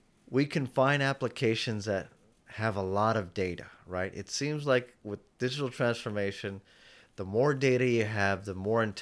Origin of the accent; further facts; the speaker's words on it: Houston, Texas, United States; I come from Houston, where it takes me 45 minutes to get in and to and from